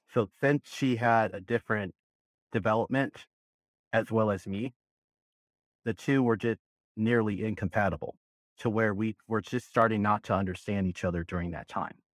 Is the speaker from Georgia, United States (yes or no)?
no; Berkeley, California, United States; moved away as an adult; now in Southern Nevada, United States; I was born and raised in Berkeley, California. I lived there for a good twenty-six years of my life